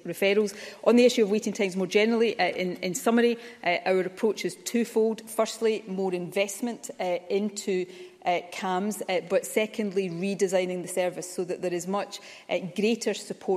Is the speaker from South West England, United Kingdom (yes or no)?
no; Ayrshire, Scotland, United Kingdom; I grew up in Ayrshire in the 1970s and 80s